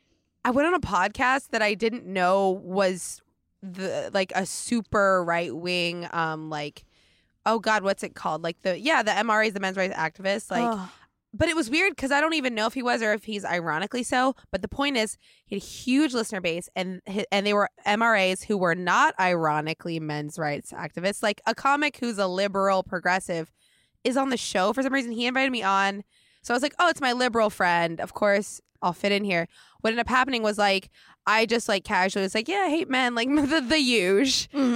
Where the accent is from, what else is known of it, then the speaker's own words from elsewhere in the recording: Oregon, United States; No, yeah, I'm from outside of Portland. And right when you get outside of Portland, it